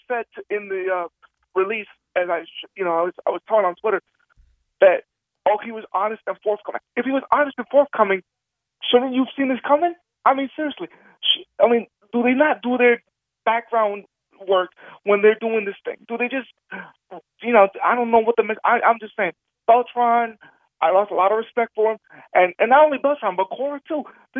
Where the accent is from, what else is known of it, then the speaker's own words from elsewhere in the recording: Puerto Rico; now in Camden; I was born in Puerto Rico.